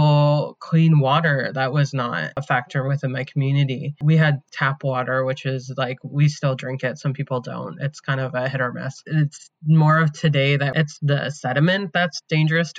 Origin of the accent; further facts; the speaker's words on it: Aamjiwnaang First Nation, Ontario, Canada; I come from Amjanong First Nation, where Canada's Chemical Valley is located.